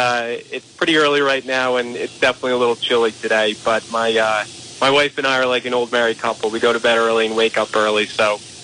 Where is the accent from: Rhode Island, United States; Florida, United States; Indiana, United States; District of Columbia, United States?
Rhode Island, United States; North Kingstown; moved away as an adult; also born or lived in Exeter, Rhode Island / Boulder, Colorado; I grew up in North Kingstown, then moved to Exeter during my college years, and then I went to the University of Rhode Island. And I lived in Rhode Island up until like 2015